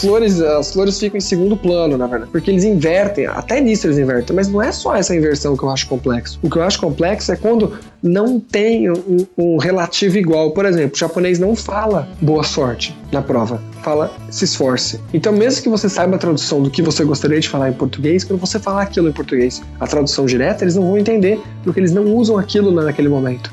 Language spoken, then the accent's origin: Portuguese; Brazil; now in Tokyo, Japan